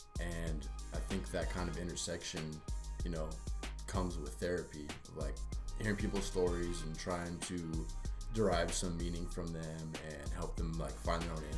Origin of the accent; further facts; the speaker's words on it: Santa Barbara, California, United States; also born or lived in Santa Cruz; I was born and raised in Santa Barbara.